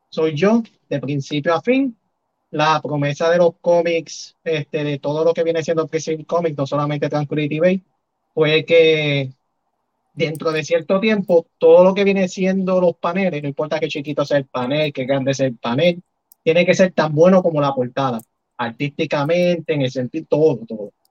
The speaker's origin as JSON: {"language": "Spanish", "town": "San Juan", "country": "Puerto Rico", "tie": "born or raised there", "said": "Yo soy de San Juan."}